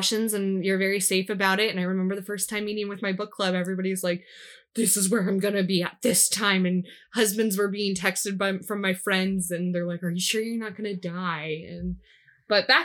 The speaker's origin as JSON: {"language": "English", "town": "Des Moines", "region": "Iowa", "country": "United States", "tie": "born or raised there", "said": "I was born in Des Moines"}